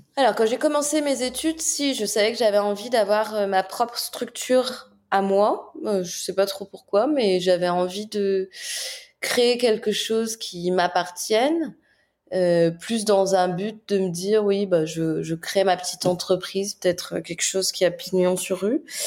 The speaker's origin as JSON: {"language": "French", "country": "France"}